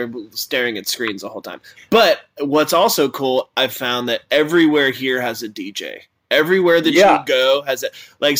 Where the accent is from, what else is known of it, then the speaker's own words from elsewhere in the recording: Asheville, North Carolina, United States; in Asheville, in my hometown